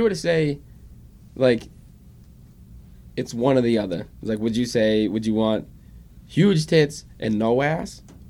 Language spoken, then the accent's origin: English; Eastbrook, Maine, United States; Eastbrook. Little tiny town called Eastbrook.